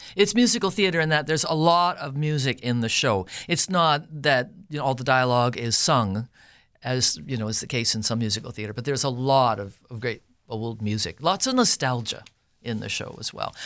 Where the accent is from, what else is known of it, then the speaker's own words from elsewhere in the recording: Winkler, Manitoba, Canada; also born or lived in Altona, Manitoba; I was born in Altona, grew up in the Winkler area, went to high school here.